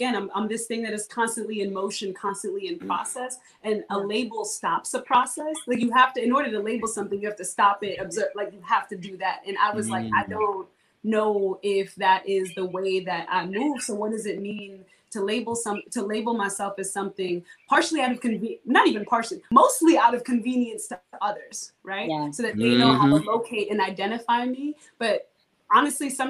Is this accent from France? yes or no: no; Kenya; now in New Orleans, United States